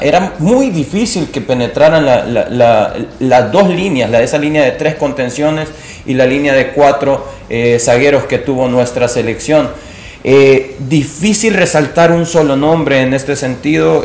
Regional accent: El Salvador; como salvadoreños

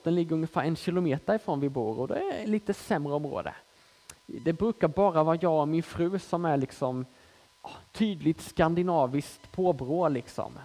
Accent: Småland, Sweden; moved away as an adult; now in Malmö, Sweden; hon hör att jag är smålänning i grunden och frågar hur kommer det sig att du bor i Malmö

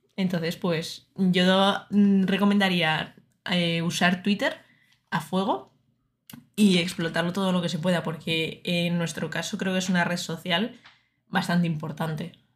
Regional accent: Murcia, Region of Murcia, Spain; moved away as an adult; now in Madrid, Spain; yo soy de Murcia, entonces, eh, aunque no se me note mucho en el acento

